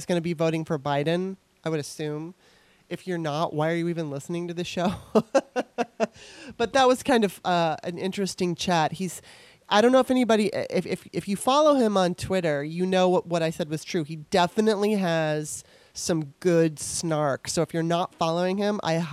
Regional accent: Torrance, California, United States; moved away as an adult; also born or lived in Los Angeles, California; now in Washington, D.C., United States; growing up in Torrance, California

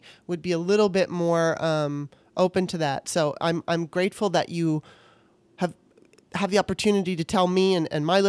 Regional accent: Southern California, United States; I was raised in Southern California

